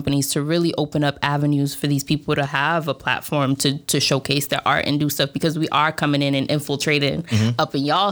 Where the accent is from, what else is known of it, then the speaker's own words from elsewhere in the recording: Boston, Massachusetts, United States; first language Spanish; English is a second language; moved away as an adult; also born or lived in Jamaica Plain, Boston / Roxbury, Boston; now in Bay Area, United States; I was born here, first generation Dominican in Boston